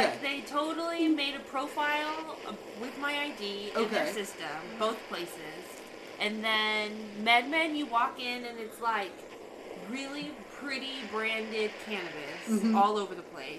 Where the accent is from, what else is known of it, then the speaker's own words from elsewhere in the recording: Washington, United States; I'm from Washington.